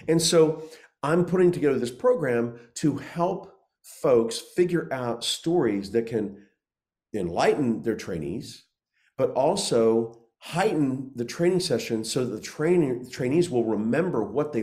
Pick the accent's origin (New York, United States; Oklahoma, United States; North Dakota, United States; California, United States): Oklahoma, United States; I grew up in Oklahoma